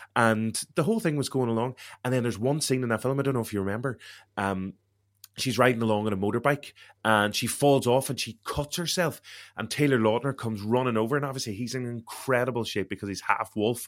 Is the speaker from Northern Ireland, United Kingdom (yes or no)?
yes; Derry, Northern Ireland, United Kingdom; accent: Derry; I'm from Derry, so I have a Derry